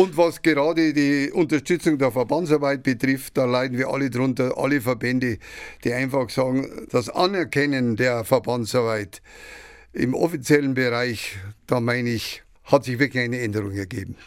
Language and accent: German; Ingolstadt, Bavaria, Germany; also born or lived in Mährisch Schönberg (Šumperk), Czech Republic; Ich bin ein Sudetenländer, mit fünf Jahren nach Etting gekommen, mhm. stammend aus dem Altvatergebirge, aus Merisch-Schönberg und habe also meine Jugend in Etting erlebt